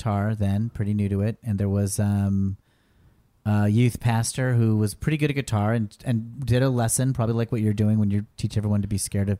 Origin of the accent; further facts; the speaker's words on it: Dayton, Ohio, United States; I grew up in Dayton, Ohio.